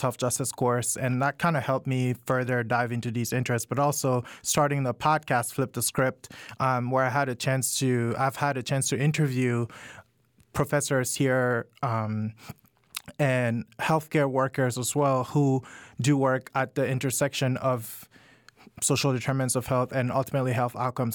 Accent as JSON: {"language": "English", "country": "Cameroon", "also_born_or_lived": "Washington, DC, United States / Georgia, United States", "moved": "as an adult", "lives_now": "United States", "said": "I I'm originally from Cameroon and I moved to the US to go to college about 10"}